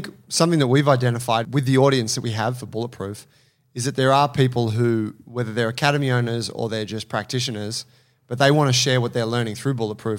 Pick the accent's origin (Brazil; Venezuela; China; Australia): Australia; born there; first language English; Yeah, I just got good English because I was born in Australia.